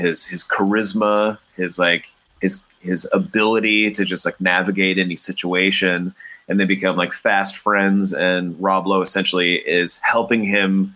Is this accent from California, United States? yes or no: yes; Cupertino, California, United States; one of the main theaters that I grew up near in Cupertino